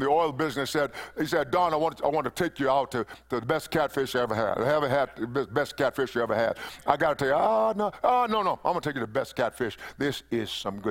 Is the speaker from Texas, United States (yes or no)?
yes; East Texas, United States; When I was a little boy, growing up in East Texas